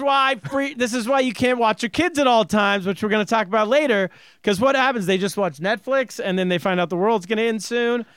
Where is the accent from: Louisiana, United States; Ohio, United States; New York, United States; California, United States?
California, United States; Northern; when I grew up in the 80s, I grew up in Northern California